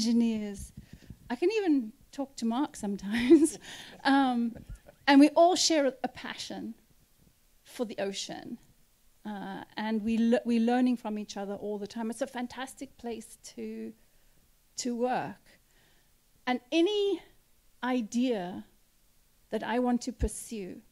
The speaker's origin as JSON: {"language": "English", "country": "South Africa", "tie": "born or raised there", "also_born_or_lived": "Cape Town", "moved": "as an adult", "lives_now": "Cape Cod, United States", "said": "I grew up in South Africa"}